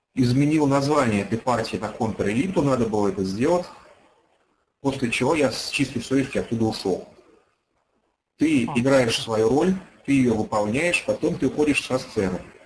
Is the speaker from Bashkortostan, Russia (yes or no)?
yes; Ufa, Bashkortostan, Russia; moved away as an adult; now in Moscow, Russia; Я родился и вырос в городе Уфе